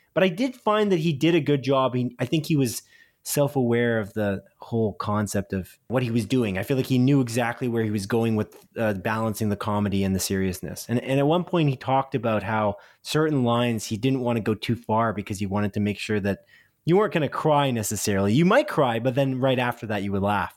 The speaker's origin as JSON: {"language": "English", "country": "Canada", "said": "I'm a Canadian"}